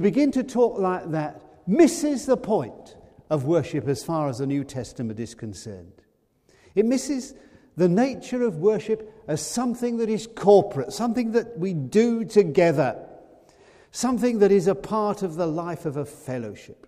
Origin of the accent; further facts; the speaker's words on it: United Kingdom; We're British